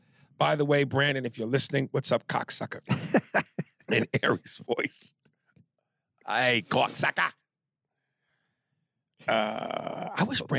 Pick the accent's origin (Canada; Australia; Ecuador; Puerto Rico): Ecuador; So I'm from Ecuador, and it's right next to Colombia. We border it. I've gone back to Ecuador quite often